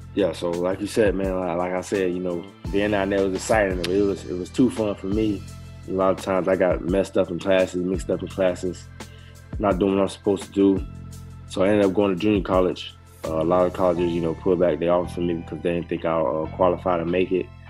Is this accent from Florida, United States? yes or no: yes; Miami, Florida, United States; moved away as an adult; also born or lived in Nebraska; Born and raised Miami, Florida, 305